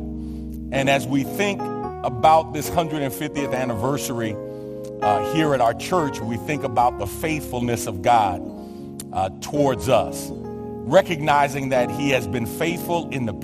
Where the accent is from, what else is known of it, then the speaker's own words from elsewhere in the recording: New York City, New York, United States; moved away; I'm from New York. I attended PS 34 in the Lower East Side of Manhattan